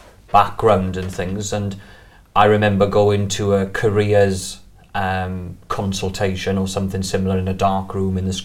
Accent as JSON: {"language": "English", "town": "Merthyr Tydfil", "region": "Wales", "country": "United Kingdom", "tie": "born or raised there", "also_born_or_lived": "Cardiff", "moved": "as an adult", "said": "So I'm from South Wales. I grew up in a town called Merthyr Tydfil, which is in the South Wales Valleys."}